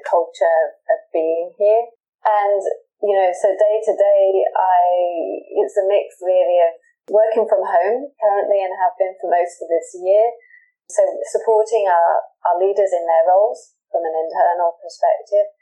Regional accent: United Kingdom; moved away as an adult; now in Singapore; I'm originally from the UK, which I think you can tell from my accent.

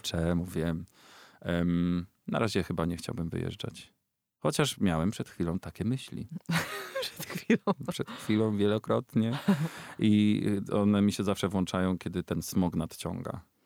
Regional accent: Ostrów Wielkopolski, Greater Poland, Poland; moved away; do Ostrowa Wielkopolskiego, mojego rodzinnego miasta

